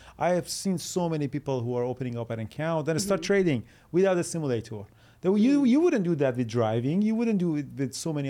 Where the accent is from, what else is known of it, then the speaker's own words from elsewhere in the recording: Iran; moved away; we're from Iran. In Iran, they always push you toward the school.